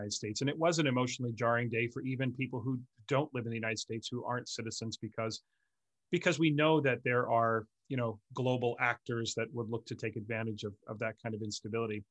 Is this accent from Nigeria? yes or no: no; Canada; for myself as a Canadian